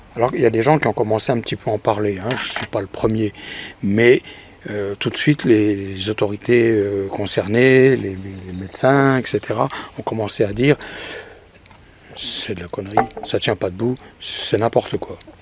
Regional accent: France; chez nous, en France

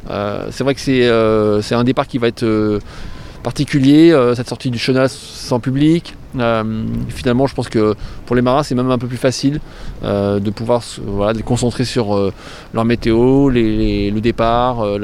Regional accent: England, United Kingdom; je mettrai bien Alex euh, Hugo Boss parce que je suis anglaise.

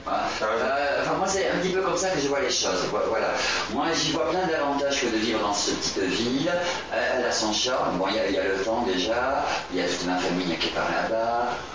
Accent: Agen, Nouvelle-Aquitaine, France; moved away; Agen est ma ville natale. Ouais. Je suis né à Agen. très jeune, en étant deux, je suis parti de là.

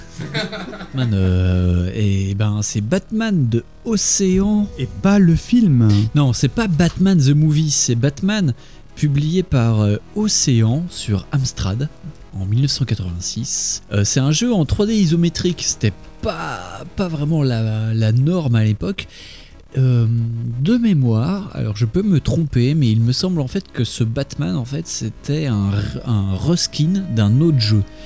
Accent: Lyon, Auvergne-Rhône-Alpes, France; je suis lyonnais et je passais mes vacances à Langres

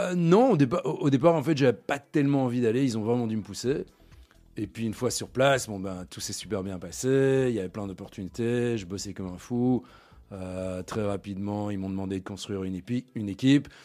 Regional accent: Brussels, Brussels-Capital Region, Belgium; moved away as an adult; also born or lived in London / Hong Kong; je suis né à Bruxelles, j'ai grandi à Bruxelles, j'ai étudié à Bruxelles aussi

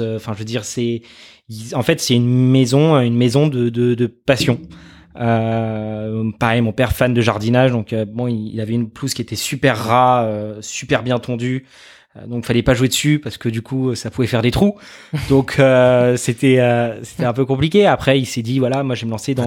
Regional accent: Arnouville-lès-Mantes, Île-de-France, France; also born or lived in Saint-Germain-en-Laye; j'ai grandi pendant 18 ans à Arnouville-les-Mantes euh, chez mes parents

